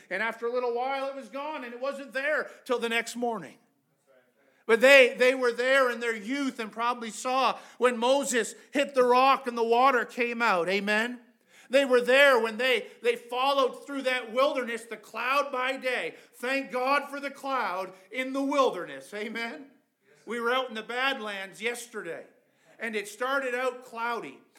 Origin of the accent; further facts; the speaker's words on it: Canada; we're from Canada.